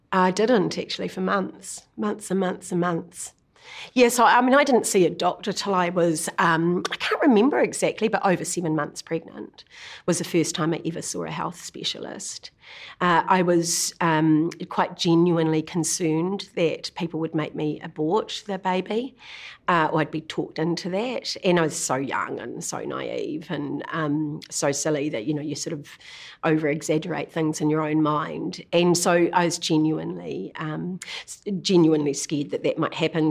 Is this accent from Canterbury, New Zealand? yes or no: no; Kinloch, Waikato, New Zealand; also born or lived in Auckland; we grew up in Kinloch predominantly. Uh, we moved from Auckland to Kinloch when I was about five years old